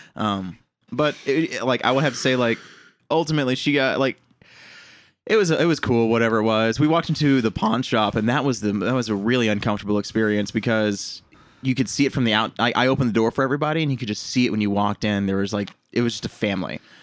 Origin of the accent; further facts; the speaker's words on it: Honey Grove, Texas, United States; moved away; my hometown, Honey Grove.